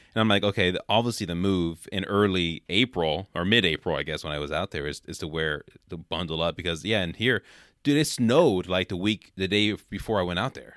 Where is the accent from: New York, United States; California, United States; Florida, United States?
California, United States; Oakland; I grew up in Oakland